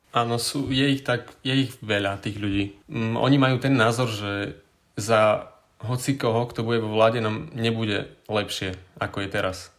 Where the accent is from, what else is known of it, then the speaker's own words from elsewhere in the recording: Bardejov, Prešov Region, Slovakia; som z Bardejova, mám 19 rokov